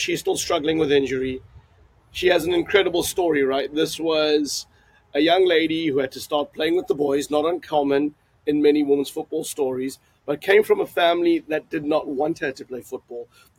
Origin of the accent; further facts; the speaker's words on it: South Africa; I'm a South African, right? So our loyalties are there.